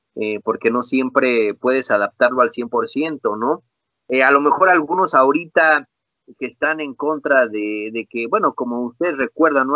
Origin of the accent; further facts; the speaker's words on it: Mexico; soy mexicano